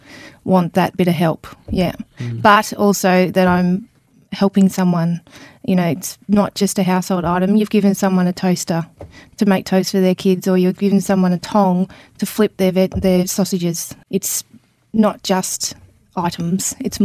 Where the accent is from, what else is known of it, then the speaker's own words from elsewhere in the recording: Brisbane, Queensland, Australia; born there; No, I was born in Brisbane. I'm an army child